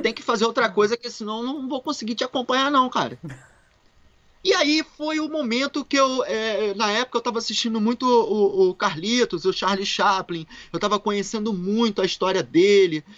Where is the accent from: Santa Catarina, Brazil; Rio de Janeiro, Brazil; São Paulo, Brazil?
Rio de Janeiro, Brazil; moved away; Carioquinha, não da gema, porque meus pais são mineiros. Minha, minha mãe é de ah. Minas, meu pai é de Minas e eu sou carioca